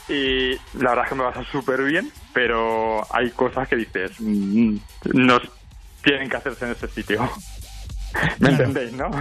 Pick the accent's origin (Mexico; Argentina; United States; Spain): Spain; Valencia, Valencian Community; yo soy de valenciano.